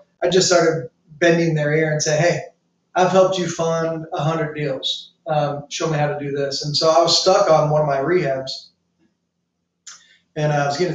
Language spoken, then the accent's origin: English; St. Louis, Missouri, United States; also born or lived in Tampa; now in St. Petersburg, United States; born and raised in St. Louis, lived in Tampa, St. Pete now